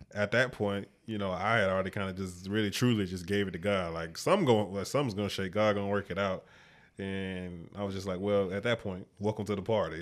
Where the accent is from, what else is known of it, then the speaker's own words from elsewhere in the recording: Mobile, Alabama, United States; moved away as an adult; also born or lived in Troy, Alabama; now in Pennsylvania, United States; I moved back home